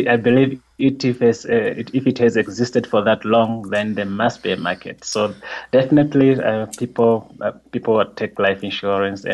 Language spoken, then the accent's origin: English; Zambezi, Namibia; I am from the Zambezi region, well known as the former Caprivi region. It's done in the north on northeastern part of Namibia. That's where I was born and that's where I grew up.